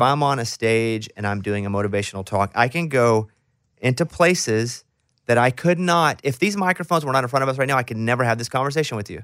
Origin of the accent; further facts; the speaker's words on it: Arkansas, United States; me growing up in Arkansas